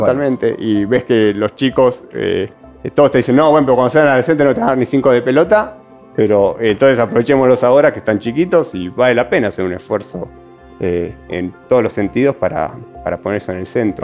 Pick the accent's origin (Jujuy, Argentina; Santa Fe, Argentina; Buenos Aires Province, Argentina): Buenos Aires Province, Argentina; Bella Vista; moved away as an adult; now in Salta, Argentina; yo que me crié en un lugar suburbano, yo me crié en Bellavista